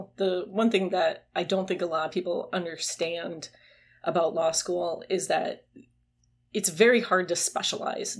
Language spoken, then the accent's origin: English; Greenfield, Wisconsin, United States; moved away as an adult; also born or lived in Minnesota; now in Louisiana, United States; I am originally from Greenfield, Wisconsin, which is a little suburb of Milwaukee